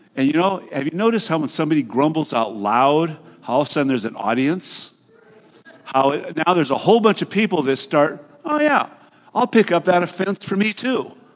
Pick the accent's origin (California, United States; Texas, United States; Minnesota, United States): California, United States; Hayward; My generation at Hayward High School, when I grew up right here in the Bay Area